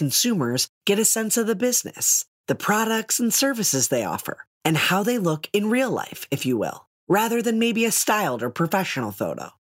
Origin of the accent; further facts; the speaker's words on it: Milwaukee, Wisconsin, United States; Milwaukee, Wisconsin, my hometown.